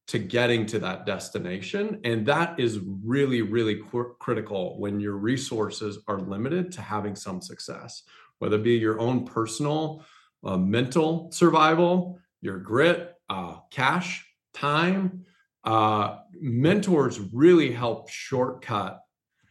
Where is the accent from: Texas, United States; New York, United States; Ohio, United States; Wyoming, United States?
Wyoming, United States; moved away as an adult; also born or lived in Tulsa, Oklahoma / California / Chicago / Baltimore; now in Rapid City, United States; I grew up in Wyoming, went to school at the School of Mines here in Rapid.